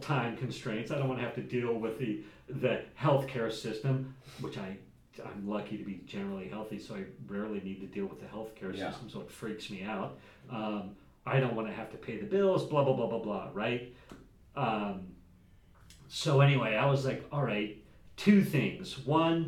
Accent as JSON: {"language": "English", "town": "Jackson", "region": "Wyoming", "country": "United States", "tie": "born or raised there", "said": "I grew up in Jackson, Wyoming, Wild West"}